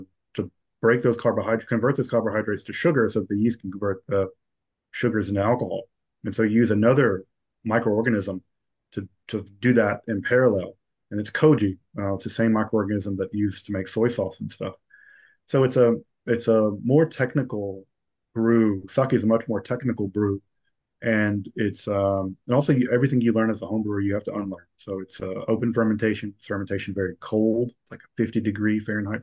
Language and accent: English; the South, United States; now in Midwest, United States; as a Southerner living in the Midwest